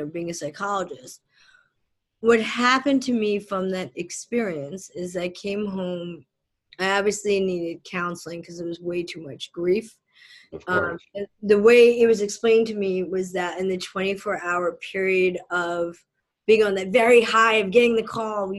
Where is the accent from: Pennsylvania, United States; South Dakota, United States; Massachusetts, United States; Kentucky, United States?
Pennsylvania, United States; Philadelphia; born or raised there; also born or lived in southern India / New Jersey